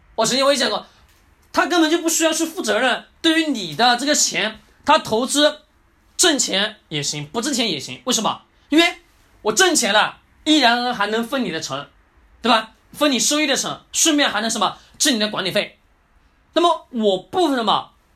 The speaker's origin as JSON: {"language": "Chinese", "country": "China", "said": "我们中国人的思想"}